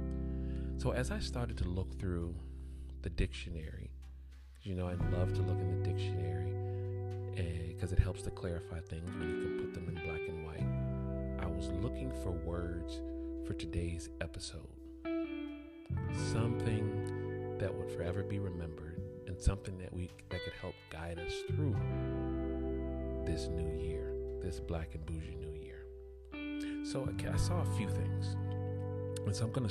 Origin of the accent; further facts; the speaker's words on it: Atlanta, Georgia, United States; I grew up in Atlanta, Georgia